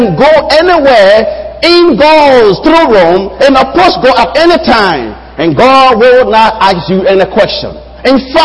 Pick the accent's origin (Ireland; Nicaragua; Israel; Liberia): Liberia; moved away; I am from Liberia and I have a Liberian passport